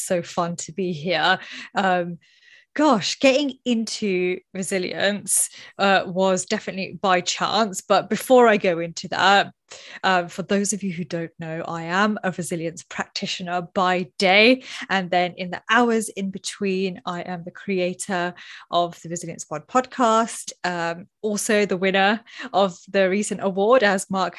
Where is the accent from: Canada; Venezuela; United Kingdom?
United Kingdom; talking about salaries is something that we don't openly do, especially in Britain. Being British is like, no, must not talk about it.